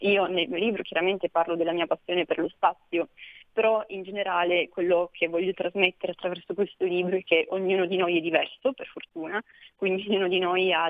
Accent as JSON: {"language": "Italian", "town": "Almese", "region": "Piedmont", "country": "Italy", "said": "in particolare la prima conferenza che ho organizzato è stata ad Almese, quindi nel mio paese"}